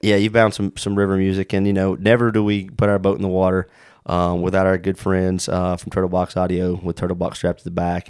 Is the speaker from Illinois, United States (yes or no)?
no; South Carolina, United States; moved away; the rivers we grew up in down in South Carolina